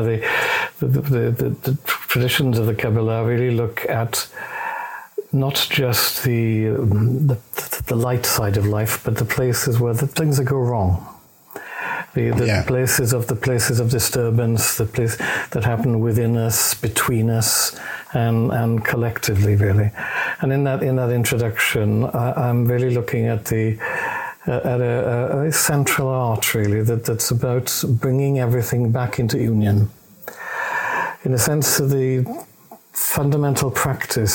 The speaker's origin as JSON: {"language": "English", "region": "Wales", "country": "United Kingdom", "accent": "Welsh", "said": "I'm Welsh."}